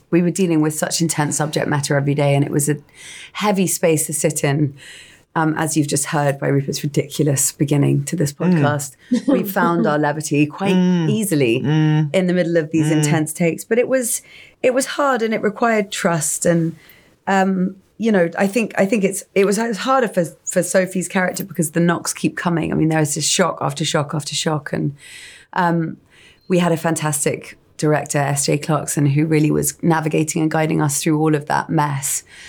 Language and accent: English; England, United Kingdom; that type of woman that I think I've seen, and we've all seen growing up in England.